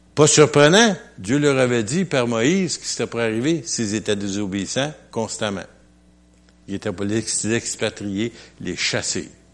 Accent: Quebec, Canada; je suis québécois

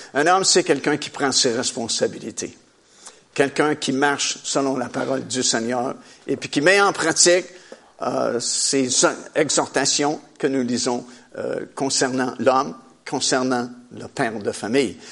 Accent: Trois-Rivières, Quebec, Canada; j'ai grandi dans la ville de Trois-Rivières. Je suis originaire de, de Trois-Rivières.

